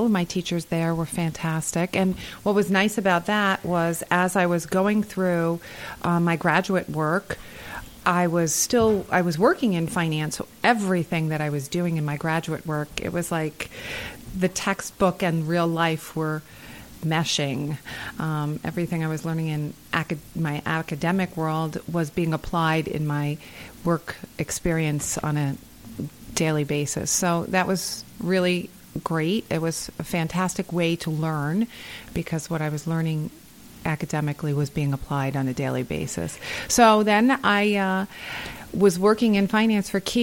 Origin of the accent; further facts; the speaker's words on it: Long Island, New York, United States; I'm originally from Long Island, but I went to Siena College.